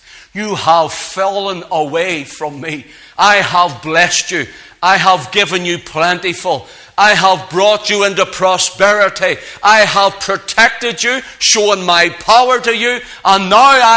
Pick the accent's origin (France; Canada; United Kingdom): United Kingdom; Belfast, Northern Ireland; I grew up in Belfast